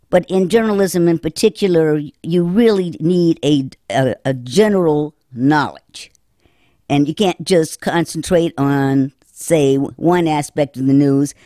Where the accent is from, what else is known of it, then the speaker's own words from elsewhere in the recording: Winston-Salem, North Carolina, United States; also born or lived in Chapel Hill, North Carolina / Los Angeles, California; when I returned to my hometown, um, I was back on the paper from whence I started